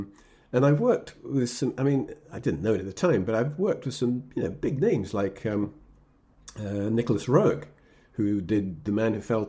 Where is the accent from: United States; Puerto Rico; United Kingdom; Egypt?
Egypt; born there; I was born in Egypt because my father was what's called DAQ, which is Deputy Adjutant Quartermaster in Egypt. So I was born there.